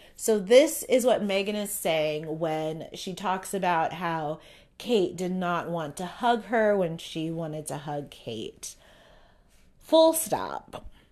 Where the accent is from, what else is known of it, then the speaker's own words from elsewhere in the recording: United States; I am American as fuck.